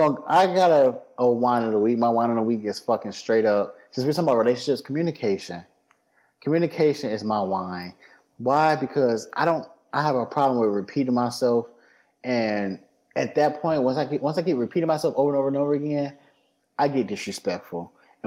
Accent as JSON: {"language": "English", "region": "Midwest", "country": "United States", "said": "No, I'm from the Midwest."}